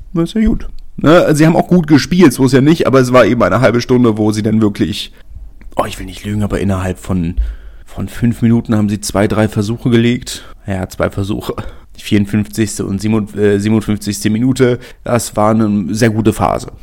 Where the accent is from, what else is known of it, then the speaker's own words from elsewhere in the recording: Berlin, Germany; Als Berliner